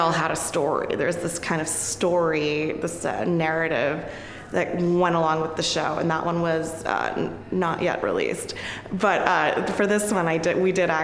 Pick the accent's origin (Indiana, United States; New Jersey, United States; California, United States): New Jersey, United States; also born or lived in Manhattan, New York; I was born in Manhattan, but I was raised in New Jersey